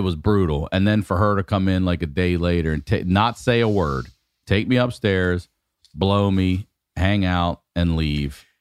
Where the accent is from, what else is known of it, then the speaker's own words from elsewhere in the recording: Maryland, United States; very confusing time growing up in Maryland because we're forty-five minutes from D C